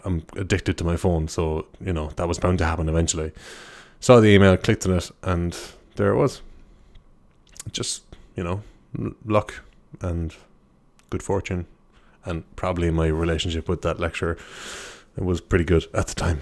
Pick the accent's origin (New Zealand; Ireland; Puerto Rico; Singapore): Ireland; I'm an Irish guy